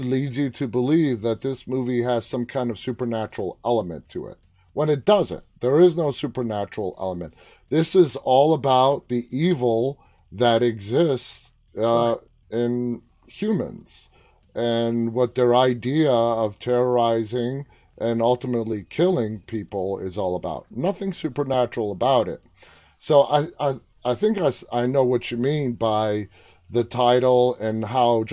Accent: New York City, New York, United States; I'm from New York City

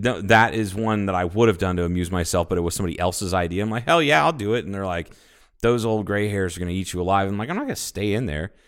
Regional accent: Ohio, United States; now in Kingman, United States; a high school conference that I was a part of when I grew up in Ohio

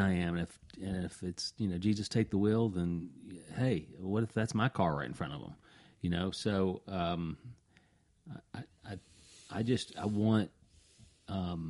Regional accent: the South, Southern United States, United States; accent: Southern; my Southern accent

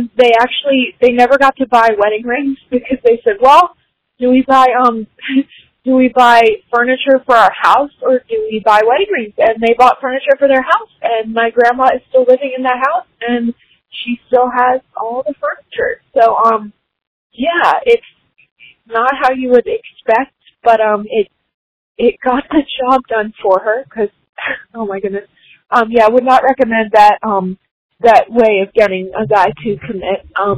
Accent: Rickseyville, Virginia, United States; I'm from Rickseyville, Virginia.

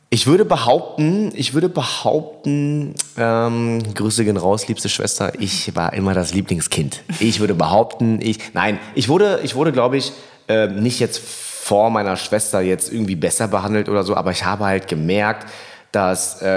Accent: Germany; Wenn jemand mich fragt, woher kommst du, ich bin Deutscher. So, und wenn man halt genauer fragt, sage ich ja, meine Eltern kommen aus Vietnam.

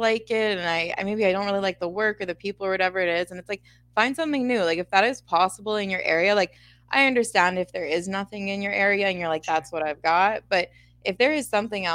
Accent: Winnipeg, Manitoba, Canada; I'm from Winnipeg, Manitoba, Canada. I kind of grew up a little bit outside the city, but I live inside the city now.

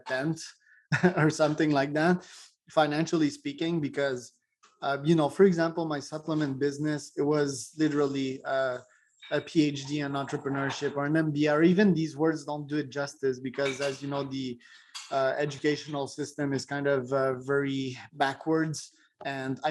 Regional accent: Quebec, Canada; I'm from Quebec, Canada

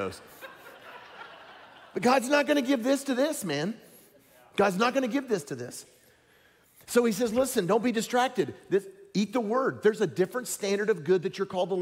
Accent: Tennessee, United States; I'm from Tennessee. We talk like that down there.

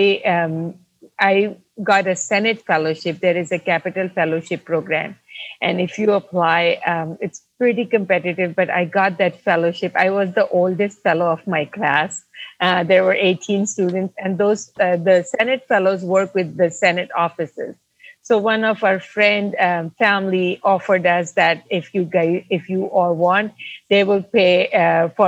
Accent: Pakistan; moved away as an adult; now in United States; I come from Pakistan, born and raised in Pakistan.

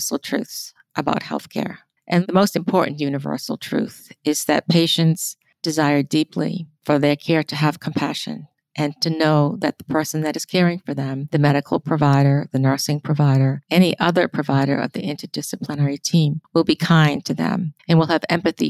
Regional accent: United States; we as American nurses

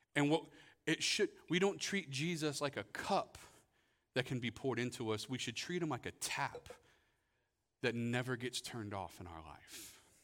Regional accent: Florida, United States; growing up in Florida

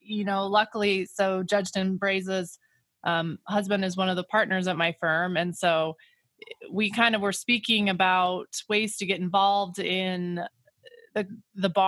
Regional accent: Grand Junction, Colorado, United States; sometimes I think I got on because simply I'm I'm from Grand Junction, but that's all right.

